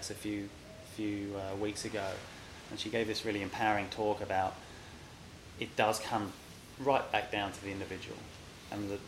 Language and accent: English; London, United Kingdom; moved away; I grew up in London. My mum and dad ran pubs in and around London for 40 years